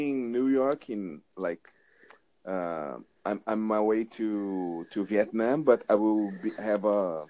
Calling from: Brazil; New Jersey. I'm talking from Brazil.

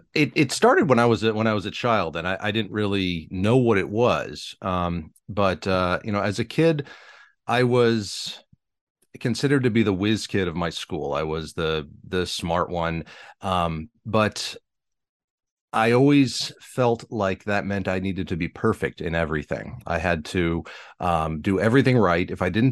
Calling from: Bangor, Pennsylvania, United States; I'm in Eastern Pennsylvania, a little town called Bangor.

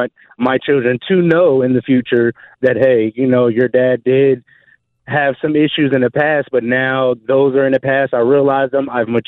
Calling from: Jacksonville, Florida, United States; Jacksonville, Florida.

